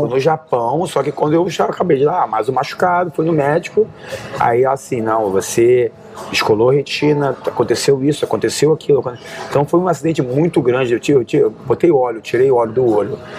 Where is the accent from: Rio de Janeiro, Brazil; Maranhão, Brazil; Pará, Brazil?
Rio de Janeiro, Brazil; moved away as an adult; now in United States; Eu saí do Rio, onde eu tinha professor